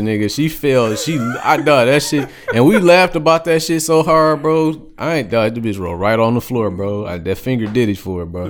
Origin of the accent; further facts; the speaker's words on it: United States; I grew up on the East Side. So, Eastland Mall was, like, my second home